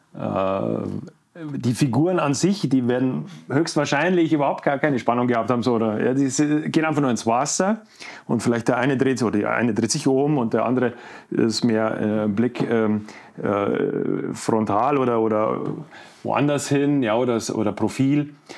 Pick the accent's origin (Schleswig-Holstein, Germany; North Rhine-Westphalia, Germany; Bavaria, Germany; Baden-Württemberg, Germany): Bavaria, Germany; Leutasch valley / Werdenfelser Land, near Garmisch; moved away; also born or lived in Munich; ich komme äh, aus dem Leusachtal, also aus mhm. Wernfelser Land, ja, Nähe von Garmisch groß geworden